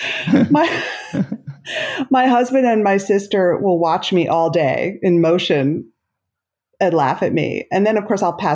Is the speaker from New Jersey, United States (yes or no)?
yes; South Orange, New Jersey, United States; I grew up in South Orange, New Jersey